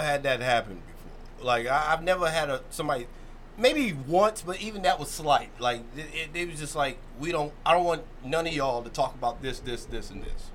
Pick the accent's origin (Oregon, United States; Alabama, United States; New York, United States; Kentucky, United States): Kentucky, United States; Louisville; moved away as an adult; now in Baltimore, United States; I'm from Kentucky. I'm from Louisville